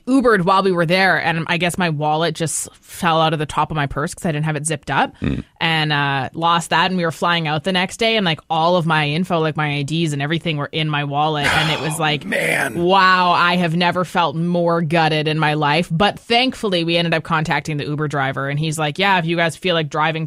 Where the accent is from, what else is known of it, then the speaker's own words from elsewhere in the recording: Canada; I'm Canadian. We have common law here.